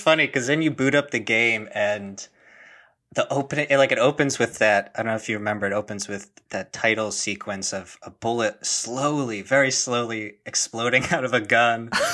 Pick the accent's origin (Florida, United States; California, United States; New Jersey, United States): New Jersey, United States; I'm from New Jersey